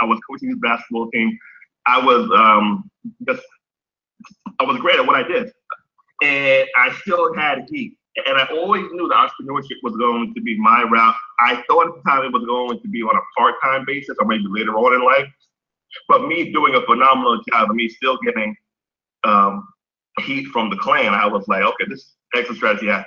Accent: New Rochelle, New York, United States; I am of Jamaican descent. I was born in New Rochelle, New York

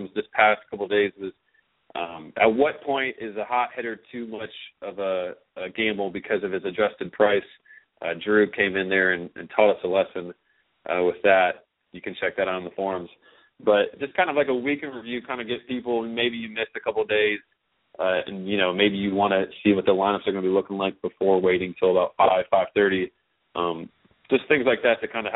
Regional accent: Marietta, Georgia, United States; We're both from Marietta, Georgia, both high school teammates.

